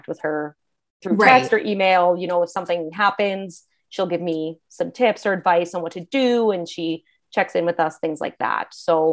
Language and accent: English; Canada; also born or lived in Alberta; I'm from Canada